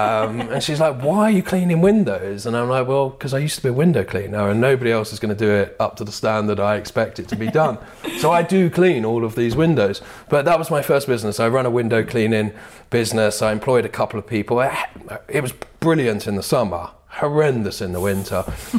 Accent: Bethnal Green, London, United Kingdom; So I grew up in Bethnal Green in East London. Mm. That was before it was full of trendy bars, etc. But it was a great place to grow up, you know.

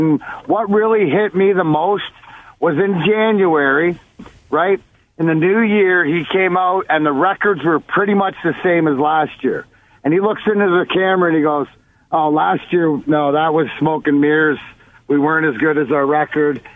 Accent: Leamington, Ontario, Canada; I'm the kid from Leamington out there

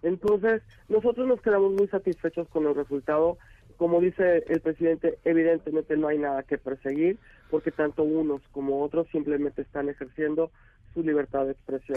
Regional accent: Mexico; Somos verdaderamente los mexicanos

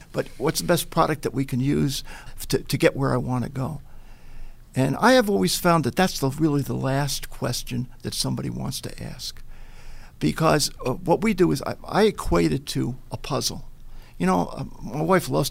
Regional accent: Little Neck, New York, United States; now in Buffalo, United States; I grew up in Long Island in Little Neck.

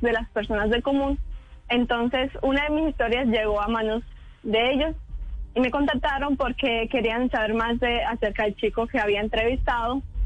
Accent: San Rafael, Antioquia, Colombia; now in Montería, Colombia; Soy de San Rafael, Antioquia, cerca de Guatapé, pero vivo aquí en Montería ya hace nueve años.

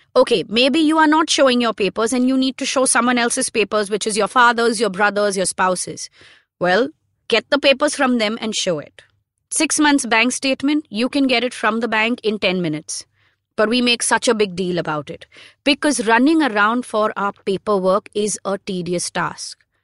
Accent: India; being Indian passport holders

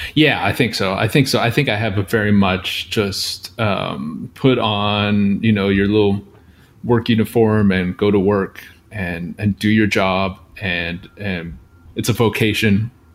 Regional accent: outside of Seattle, Washington, United States; I grew up outside of Seattle um, in a small town

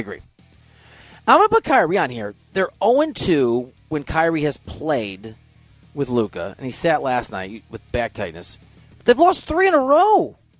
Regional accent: Iowa, United States; I'm from Iowa.

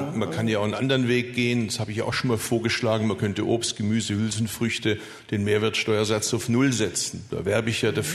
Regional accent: Swabia, Germany; Als Schwabe mag ich es immer, wenn man mit einer Maßnahme möglichst viel erreicht.

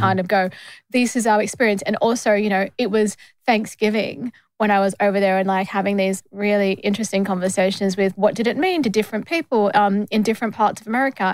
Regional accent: Australia; I'm from Australia

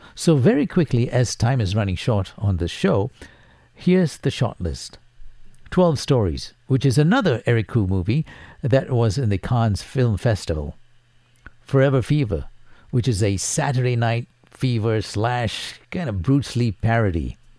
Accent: Singapore; Singapore blood runs through my veins as I was born in Singapore.

